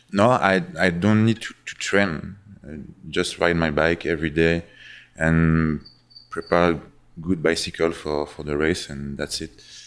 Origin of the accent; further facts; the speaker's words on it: Geneva, Switzerland; English is a second language; I'm from Switzerland, from Geneva